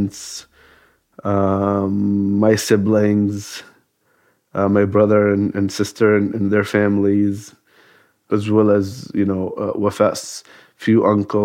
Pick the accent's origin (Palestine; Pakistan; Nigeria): Palestine; Gaza, Gaza Strip; moved away as an adult; also born or lived in Saudi Arabia; now in United States; And then I moved to Gaza with my parents when they retired, until I was 19 or 20